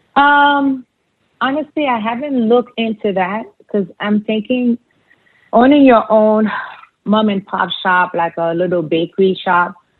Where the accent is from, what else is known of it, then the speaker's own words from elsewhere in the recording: Haiti; moved away; where we grew up, the neighborhood